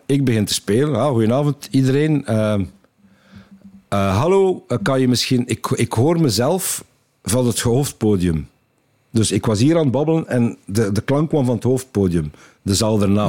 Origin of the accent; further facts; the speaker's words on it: West Flanders, Belgium; accent: West Flemish dialect; ik ben West-Vlaming en in West-Vlaanderen hebben ze nogal uitgesproken dialect.